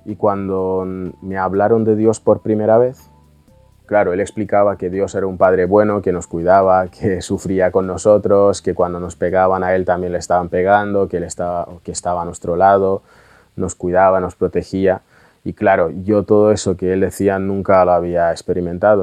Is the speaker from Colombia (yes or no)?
no; Russia; moved away; vivíamos en una chabola que estaba a punto de, de caer en Rusia